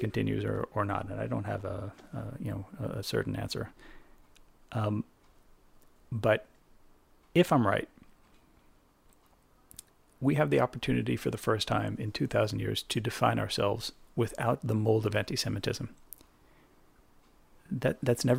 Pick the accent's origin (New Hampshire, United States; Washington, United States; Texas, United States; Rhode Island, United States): New Hampshire, United States; I grew up in New Hampshire, in a place without not that many Jews